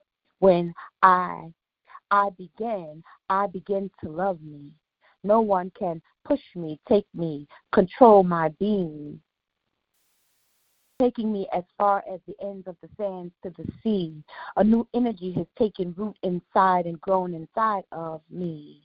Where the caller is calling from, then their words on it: San Francisco, California, United States; I'm calling from San Francisco, California.